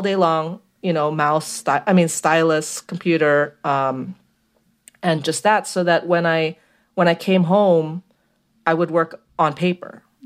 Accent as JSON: {"language": "English", "country": "Philippines", "tie": "born or raised there", "also_born_or_lived": "Brooklyn, United States", "moved": "yes", "lives_now": "Queens, New York, United States", "said": "I grew up in the Philippines"}